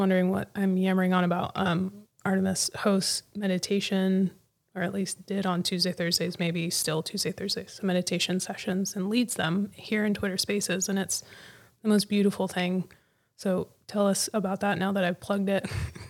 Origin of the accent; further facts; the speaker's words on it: United States; now in Pacific Northwest, United States; I grew up in the Mojave Desert and just beautiful, clear skies.